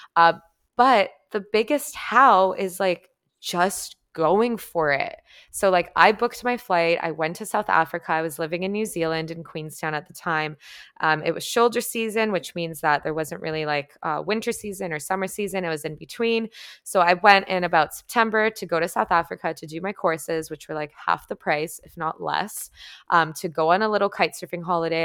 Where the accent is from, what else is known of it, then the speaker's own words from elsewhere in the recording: Toronto, Ontario, Canada; moved away as an adult; my hometown in Toronto